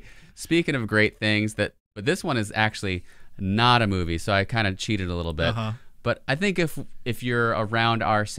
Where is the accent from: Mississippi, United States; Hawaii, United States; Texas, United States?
Mississippi, United States; growing up in Mississippi, I was the last cohort to get my driver's license at 15.